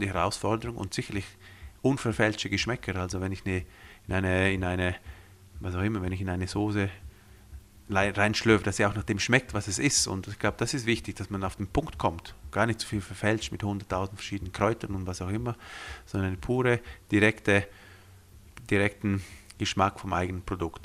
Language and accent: German; Graubünden, Switzerland; first language Romansh; German is a second language; ich bin hier aufgewachsen in den Bündner Bergen